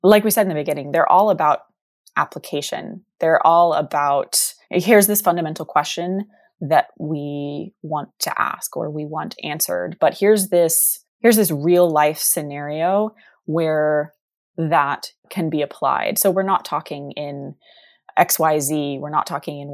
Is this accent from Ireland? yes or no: no; Texas, United States; moved away; we're both from Texas